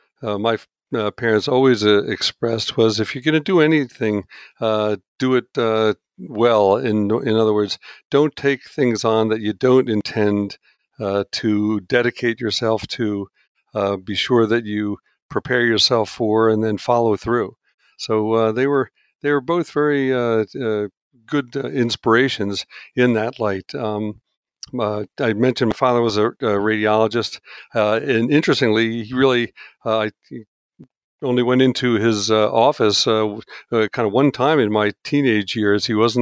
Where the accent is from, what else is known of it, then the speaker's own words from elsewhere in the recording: Pennsylvania, United States; And I grew up outside of Philadelphia, living in a suburb as he completed his residency and he joined a practice in the suburban Philadelphia area, Chestnut Hill Hospital.